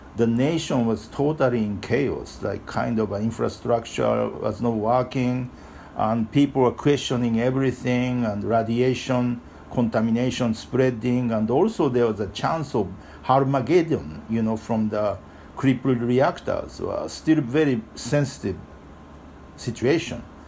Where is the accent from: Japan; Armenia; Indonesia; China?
Japan; now in New York, United States; I was born in Japan, but I live in Japan, uh, uh live in New York for uh, many, many years